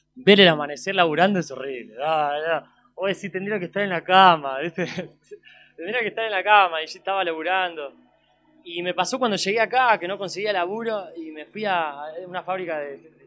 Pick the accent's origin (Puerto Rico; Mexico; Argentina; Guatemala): Argentina; soy argentino